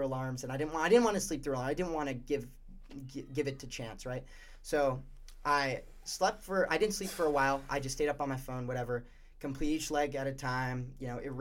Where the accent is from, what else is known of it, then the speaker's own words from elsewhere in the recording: Warwick, Rhode Island, United States; I'm from Rhode Island, Warwick, Rhode Island